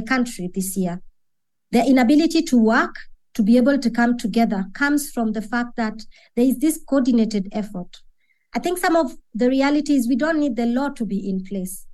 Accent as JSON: {"language": "English", "country": "Kenya", "said": "I'm speaking as a Kenyan"}